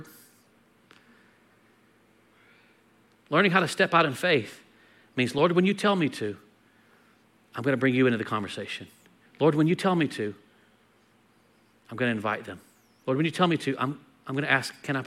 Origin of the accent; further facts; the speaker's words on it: United States; we're American